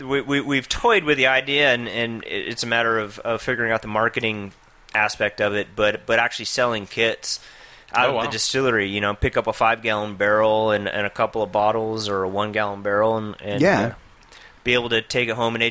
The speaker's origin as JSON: {"language": "English", "town": "Albuquerque", "region": "New Mexico", "country": "United States", "tie": "born or raised there", "said": "I grew up here in Albuquerque."}